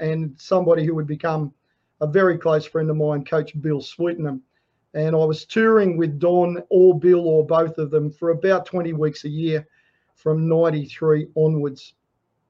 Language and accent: English; Sydney, New South Wales, Australia; now in Gold Coast, Australia; I grew up in Sydney